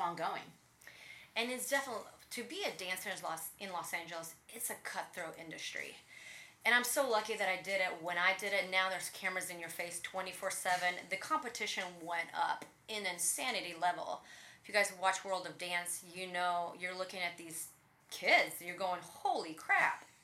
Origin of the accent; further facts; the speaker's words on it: Riga, Latvia; moved away; I grew up in Riga, Latvia, Eastern Europe. I speak Russian back in the day, it was all Russia.